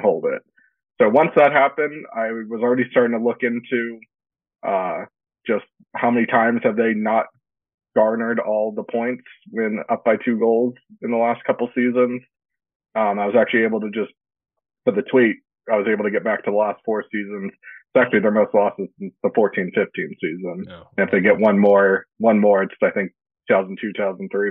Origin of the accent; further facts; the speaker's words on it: Yorba Linda, California, United States; I grew up uh, Yorba Linda, California, close to Anaheim